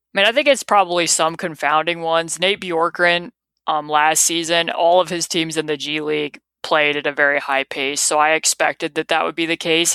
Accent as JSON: {"language": "English", "region": "Indiana", "country": "United States", "tie": "born or raised there", "said": "I grew up here in Indiana"}